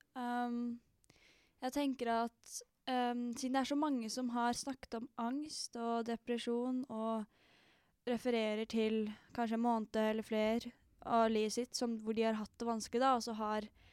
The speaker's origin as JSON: {"language": "Norwegian", "region": "Oslo", "country": "Norway", "said": "Jeg er fra Holmlia i Oslo"}